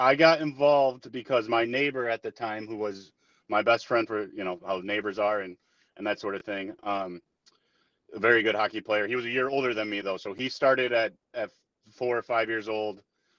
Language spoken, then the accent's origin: English; Chelsea, Michigan, United States; also born or lived in Port Huron, Michigan; So, well, born in Port Huron, but raised in Chelsea, Michigan. Moved there like, when I was 1 years old, or maybe even a little bit before that. So, raised in Chelsea.